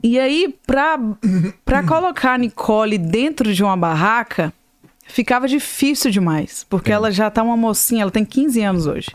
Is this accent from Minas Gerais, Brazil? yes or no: yes; Ipatinga, Minas Gerais, Brazil; moved away as an adult; now in Atlanta, United States; eu sou mineira de Patinga, eu uhum. tô nos Estados Unidos há mais ou menos uns 20